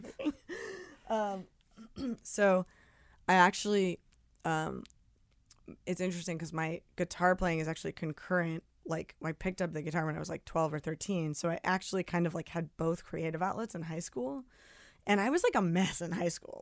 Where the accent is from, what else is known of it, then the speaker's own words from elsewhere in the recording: New Jersey, United States; also born or lived in Brooklyn, New York; I was born in Brooklyn, raised outside the city in Jersey, but, like, a half hour